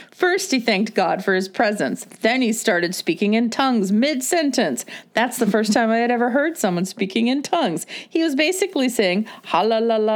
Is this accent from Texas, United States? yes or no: yes; Texas, United States; I grew up Southern Baptist in Texas